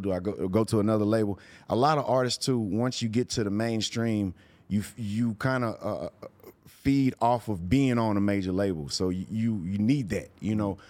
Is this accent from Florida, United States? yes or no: no; Houston, Texas, United States; growing up in Houston, it was a screwed up city